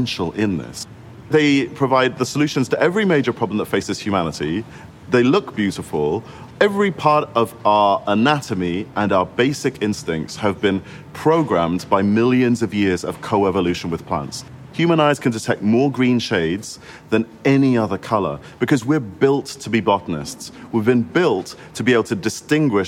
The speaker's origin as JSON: {"language": "English", "country": "Singapore", "tie": "born or raised there", "moved": "yes", "lives_now": "United Kingdom", "said": "I grew up in Singapore"}